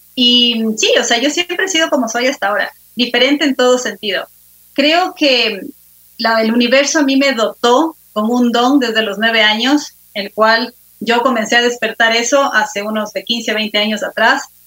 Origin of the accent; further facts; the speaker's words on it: Quito, Pichincha, Ecuador; soy ecuatoriana, quiteña, de cepa